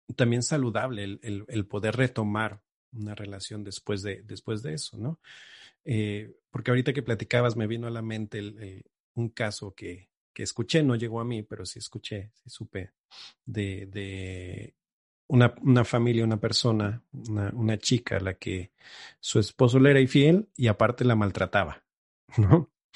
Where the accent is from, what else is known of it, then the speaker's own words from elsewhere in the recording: Xalapa, Veracruz, Mexico; regreso aquí a, Jalapa, de donde soy